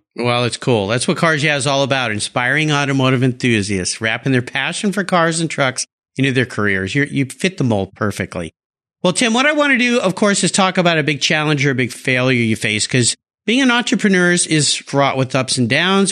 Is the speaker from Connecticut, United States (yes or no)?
no; Southern California, United States; also born or lived in San Diego / Los Angeles; now in Seattle area, United States; I live in a small town outside of Seattle, but I grew up in Southern California, San Diego, L